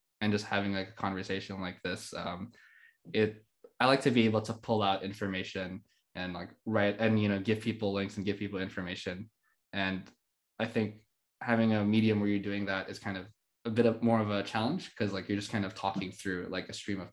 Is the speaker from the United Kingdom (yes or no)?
no; Philippines; moved away as an adult; also born or lived in Montreal, Canada; now in Canada; when I moved from the Philippines to Canada back in 2016